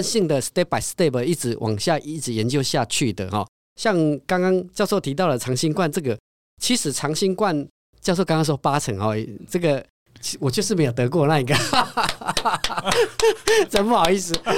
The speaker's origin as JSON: {"language": "Chinese", "country": "Taiwan", "said": "我们都是台湾人"}